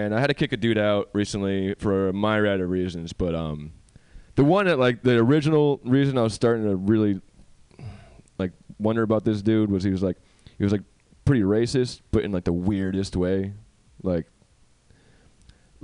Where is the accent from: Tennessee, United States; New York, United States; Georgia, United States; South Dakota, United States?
New York, United States; now in California, United States; I'm from New York